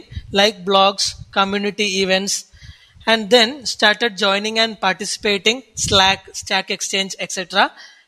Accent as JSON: {"language": "English", "town": "Kochi", "region": "Kerala", "country": "India", "said": "I come from Cochin, Kerala, the God's own country."}